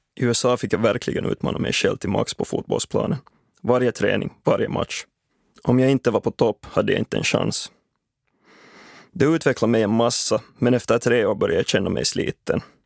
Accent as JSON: {"language": "Swedish", "town": "Espoo", "region": "Uusimaa", "country": "Finland", "tie": "born or raised there", "said": "Nära där jag växte upp i Dalsvik, Esbo, finns en fotbollsplan"}